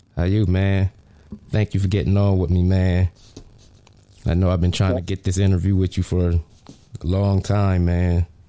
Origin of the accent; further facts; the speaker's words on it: Harrisburg, Pennsylvania, United States; in my hometown of Harrisburg, PA.